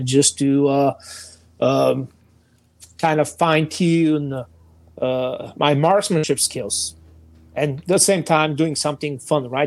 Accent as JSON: {"language": "English", "country": "Bulgaria", "second_language": "English", "moved": "as an adult", "lives_now": "United States", "said": "as you can see and understand from my exotic accent, I'm not a natural American, so I'm Bulgarian. So I started serving in Bulgarian Army for several years"}